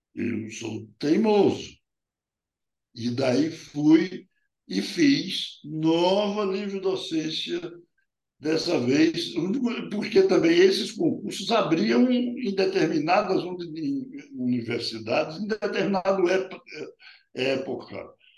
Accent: Salvador, Bahia, Brazil; ao chegar na minha terra

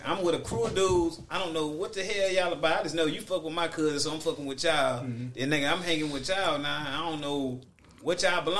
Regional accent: Houston, Texas, United States; I'm from Houston.

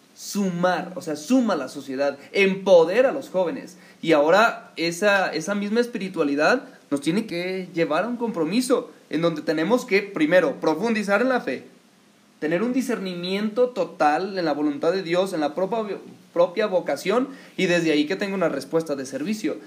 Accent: Mexico; aquí a nuestro país

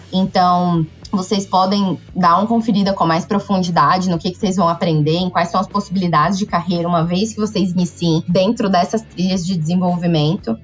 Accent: Salvador, Bahia, Brazil; Entrei pelo programa de estágio em Salvador, que é minha cidade natal

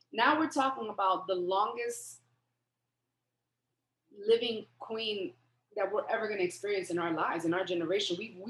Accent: United States; I feel like me as an American

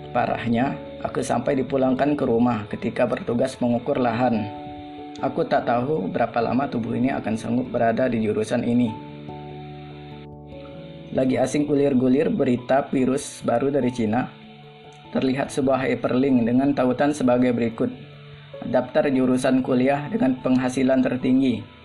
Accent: South Sumatra, Indonesia; Kalau aku sih gitu, lahir dan besar di Sumatera Selatan.

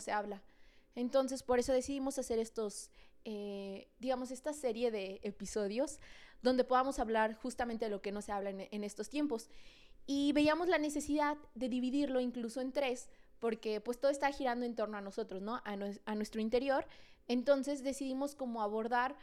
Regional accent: San Luis Potosí, Mexico; Somos dos amigas potosinas

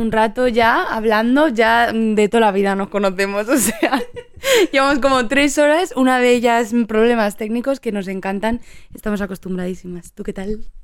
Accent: Madrid, Community of Madrid, Spain; quizá no tanto si digo que soy de Madrid, pues, pues sí, bueno, pues soy de Carabanchel.

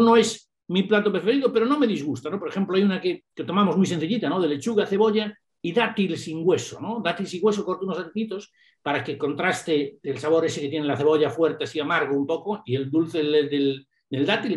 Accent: A Coruña, Galicia, Spain; also born or lived in England; una persona que viene de La Coruña, que no es una ciudad muy grande, ¿no? que vengo de La Coruña

